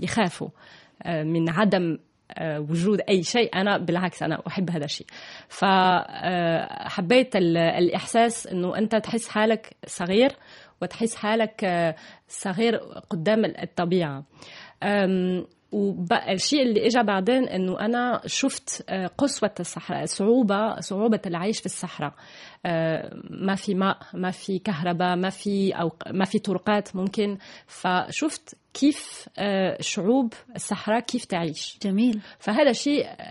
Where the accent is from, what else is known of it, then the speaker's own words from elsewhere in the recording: Toulouse, Occitania, France; Arabic is a second language; moved away as an adult; also born or lived in Germany / Lebanon / Palestine / Egypt; صح أنا من ألمانيا وتربيت في تولوز في فرنسا